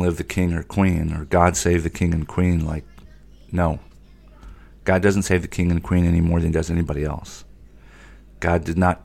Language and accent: English; United States; as an American